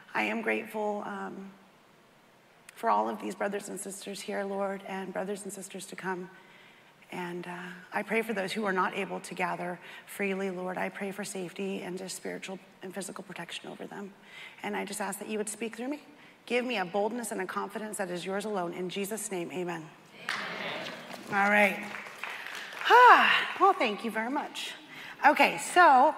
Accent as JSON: {"language": "English", "town": "Castro Valley", "region": "California", "country": "United States", "tie": "born or raised there", "said": "I was born in Castro Valley, California, on a Sunday morning to Mitchell and Christine"}